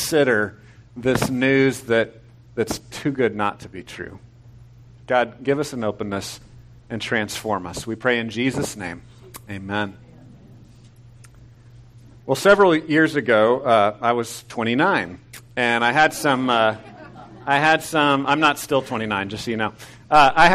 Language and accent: English; Temple, Texas, United States; moved away; I grew up in Temple. I don't live there anymore